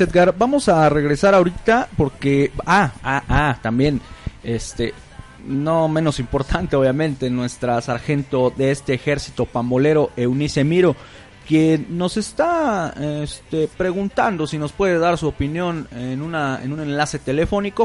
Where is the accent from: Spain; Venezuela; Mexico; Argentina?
Mexico; aquí en México no somos españoles